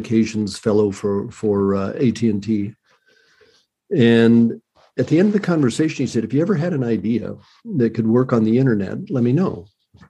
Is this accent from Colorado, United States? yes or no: yes; Colorado, United States; moved away; I was originally from Colorado